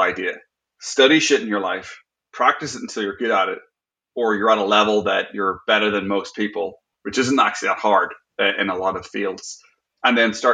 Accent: Northern Ireland, United Kingdom; I grew up in Northern Ireland

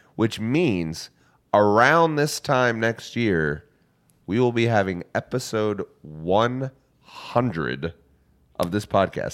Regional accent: United States; as an American

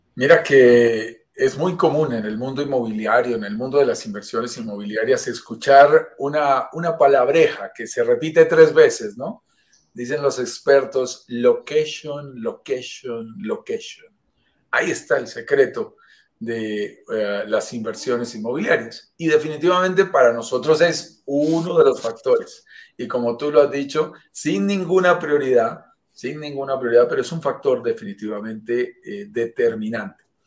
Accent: Bogotá, Colombia; Nacido en la montaña, vivo en, los Andes, vivo en Bogotá, Colombia, lo sentirás por mi acento

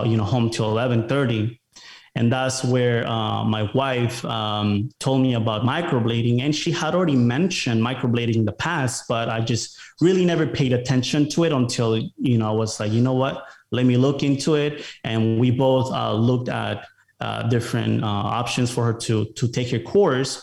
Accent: Rockford, Illinois, United States; moved away as an adult; also born or lived in Mexico; now in Austin, United States; I grew up in Chicago. It was a city called Rockford, Illinois, about an hour from Chicago.

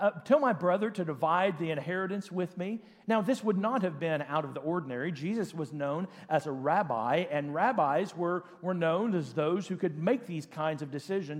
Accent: Oklahoma, United States; born or raised there; also born or lived in Enid, Oklahoma

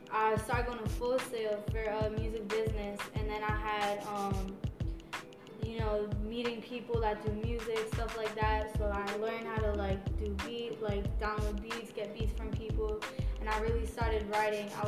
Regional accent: Broward County, Florida, United States; also born or lived in West Palm Beach, Florida / Alabama; now in Orlando, United States; I'm from Broward County. I kind of was all over the place between uh, West Palm Beach and Broward growing up.

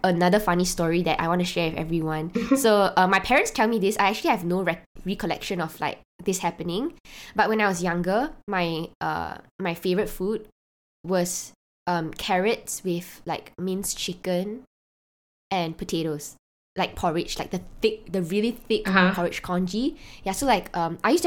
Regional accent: Malaysia; being a Malaysian

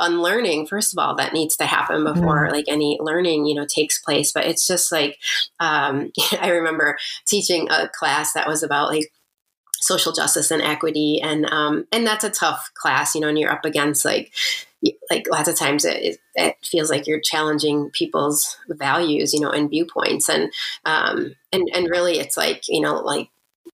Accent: Mukwonago, Wisconsin, United States; also born or lived in Waukesha, Wisconsin; we grew up in Waukesha

